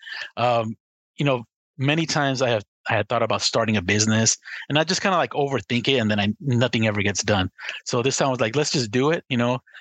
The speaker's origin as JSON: {"language": "English", "town": "Los Angeles", "region": "California", "country": "United States", "said": "I'm from Southern California"}